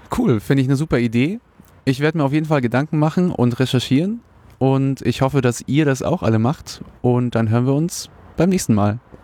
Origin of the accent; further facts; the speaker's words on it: Munich, Bavaria, Germany; ich bin einfach nur ein äh, sehr interessierter interessiertes Münchner Kindle